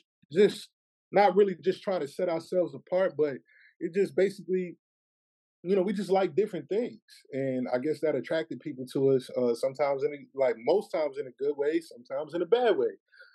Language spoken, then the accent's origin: English; Shreveport, Louisiana, United States; so my accent always was with me, like, even growing up in Shreveport, Louisiana.